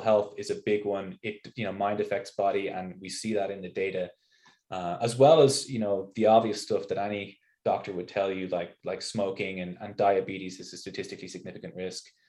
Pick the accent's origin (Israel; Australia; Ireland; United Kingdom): Ireland; moved away as an adult; also born or lived in Notre Dame, Indiana, United States / East Coast, United States; now in Salt Lake City, United States; I'm an Irish biophysicist